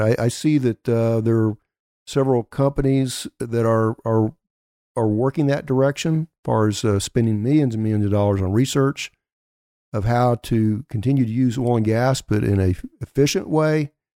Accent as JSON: {"language": "English", "town": "Elk City", "region": "Oklahoma", "country": "United States", "tie": "born or raised there", "said": "Elk City, Oklahoma, my hometown"}